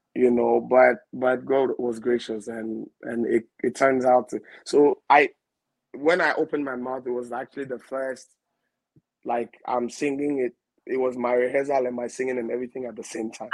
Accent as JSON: {"language": "English", "town": "Accra", "region": "Greater Accra", "country": "Ghana", "said": "I'm a Ghana, um, eldest of six. I hail from the Jamestown, Assay, to be precise"}